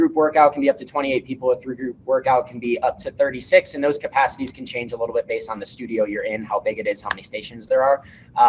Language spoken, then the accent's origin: English; Niagara Falls, New York, United States; now in Buffalo, United States; Because I'm originally from Niagara Falls up north as well. My parents were deeply rooted in Niagara Falls as well.